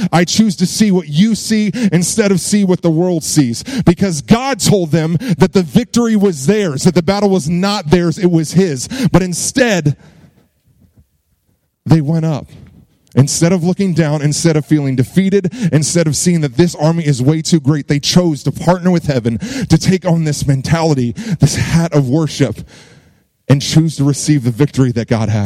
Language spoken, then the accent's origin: English; Virginia Beach, Virginia, United States; moved away as an adult; also born or lived in Dallas, Texas; now in Burleson, United States; I'm from Virginia Beach, Virginia